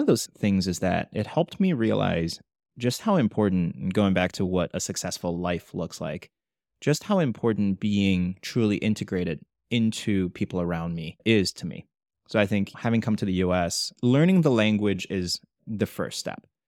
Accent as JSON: {"language": "English", "country": "China", "tie": "born or raised there", "moved": "yes", "lives_now": "United States", "said": "growing up in China, I was never a minority"}